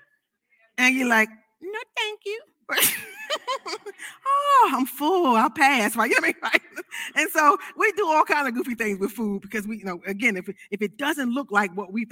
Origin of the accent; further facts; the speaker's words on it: United States; I'm an American